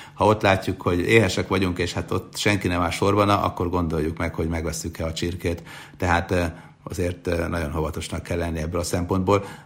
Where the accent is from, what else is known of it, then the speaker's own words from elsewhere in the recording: Sopron, Győr-Moson-Sopron, Hungary; Már gyerekkoromban is mindig feljöttem Sopronból Budapestre